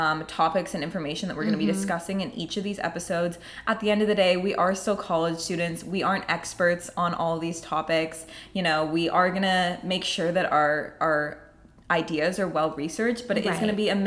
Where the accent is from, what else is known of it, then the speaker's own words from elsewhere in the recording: Kerala, India; first language Malayalam; Like my family is Malayali. We're from South India. We speak Malayalam.